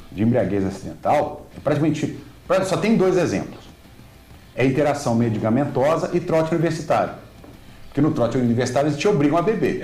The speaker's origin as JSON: {"language": "Portuguese", "region": "Minas Gerais", "country": "Brazil", "said": "Eu sou de Minas"}